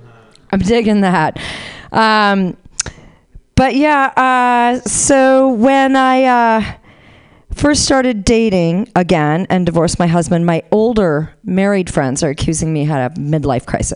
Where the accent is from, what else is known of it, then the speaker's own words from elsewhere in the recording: Honolulu, Hawaii, United States; moved away; I'm originally from Honolulu